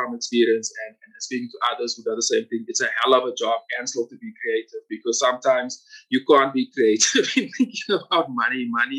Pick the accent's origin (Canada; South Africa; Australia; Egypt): South Africa; I guess as part of being South African and being an artist